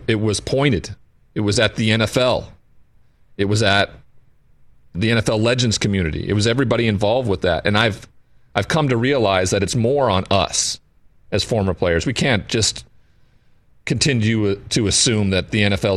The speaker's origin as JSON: {"language": "English", "region": "Montana", "country": "United States", "tie": "born or raised there", "said": "I grew up in Montana in a cowboy culture where there wasn't anybody that showed vulnerability."}